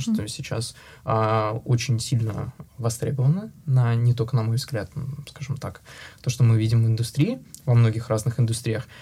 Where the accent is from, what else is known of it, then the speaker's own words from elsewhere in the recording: Russia; moved away; я единственный а, россиянин, сооснователь э, в нашей компании